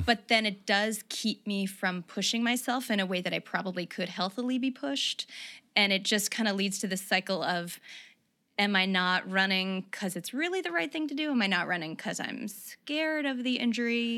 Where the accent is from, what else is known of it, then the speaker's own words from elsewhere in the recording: the South, United States; moved away; also born or lived in New York; I grew up in the South